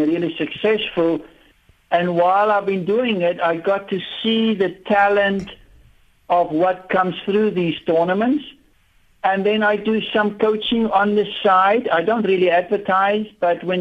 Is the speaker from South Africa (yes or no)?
yes; South Africa; I was from South Africa and we were, you know, isolated